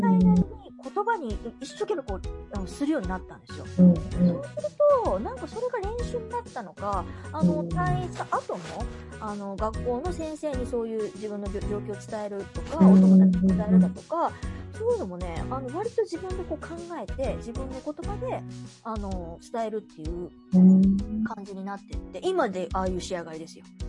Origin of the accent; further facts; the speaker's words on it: Osaka, Japan; 私は大阪なんですけど